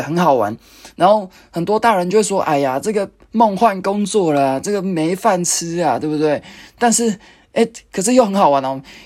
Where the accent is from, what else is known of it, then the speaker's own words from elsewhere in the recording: Taichung, Taiwan; moved away; 我回去台中，因为我是台中人，那就是去看爸妈，看阿嬷